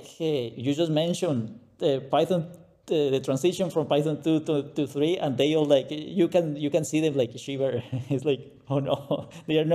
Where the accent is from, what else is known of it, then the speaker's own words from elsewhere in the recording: Colombia; English is a second language; moved away as an adult; also born or lived in Saudi Arabia / Bahrain / Dubai; now in Germany; I'm from Colombia, Latin America. That's why the accent